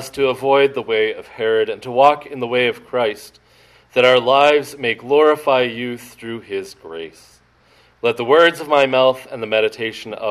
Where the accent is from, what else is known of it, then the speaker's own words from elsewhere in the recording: Maine, United States; now in Arizona, United States; trying to do different things in politics in my home state